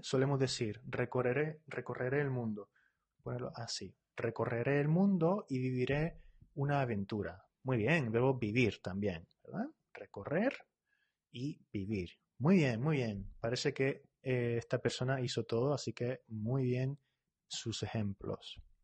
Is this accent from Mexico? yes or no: no; Spain; yo soy de España